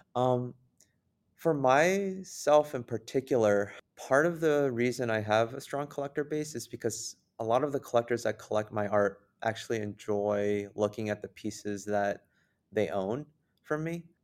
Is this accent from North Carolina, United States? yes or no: no; San Jose, California, United States; now in Wisconsin, United States; here in Wisconsin when I first moved since I'm originally from San Jose, California